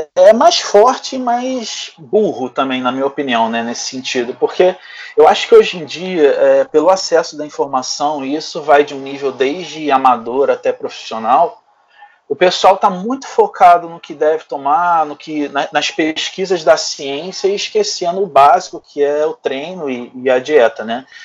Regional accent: Rio de Janeiro, Brazil; Então eu sempre fui de dentro desse meio, lá no Rio de Janeiro, né? Eu sou do Rio

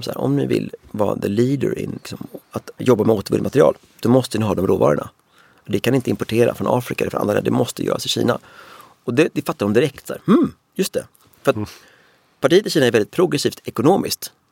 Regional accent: Sweden; Alla var så här, ni kinarren, var kommer du ifrån? Uh, jag är från Sverige.

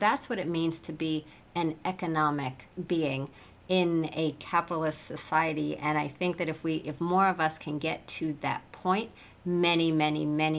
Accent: Midwest, United States; I came from the Midwest and my parents are pretty conservative in their just way of being.

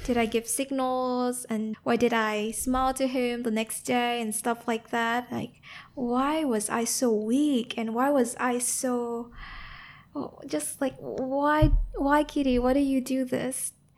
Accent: Ho Chi Minh City, Vietnam; moved away; also born or lived in Bao Loc, Lam Dong, Vietnam / United States; the environment I grew up in in Saigon

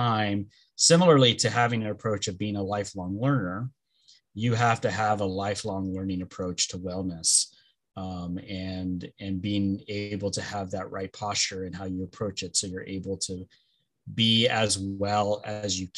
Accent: Los Angeles, California, United States; first language Spanish; English is a second language; I am originally from Los Angeles, born and raised, and that's where I live now.

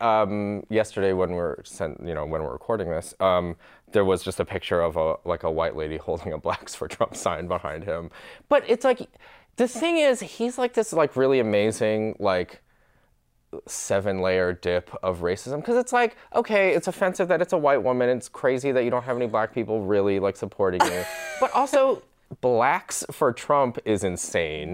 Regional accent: Michigan, United States; So I grew up in Michigan

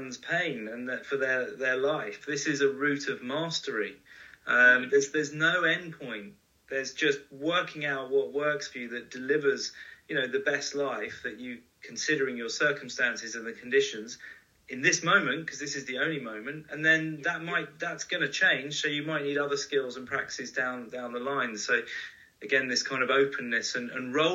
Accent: United Kingdom; as a Brit, we moan.

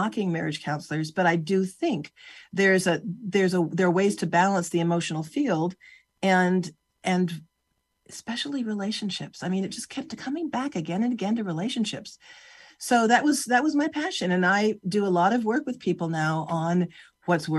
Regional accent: California, United States; I grew up in California

